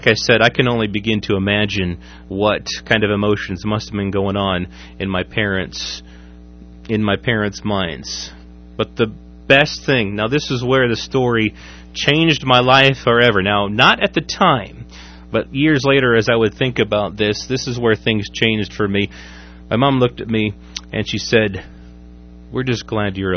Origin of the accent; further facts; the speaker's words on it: Waverly, United States; my hometown of Waverly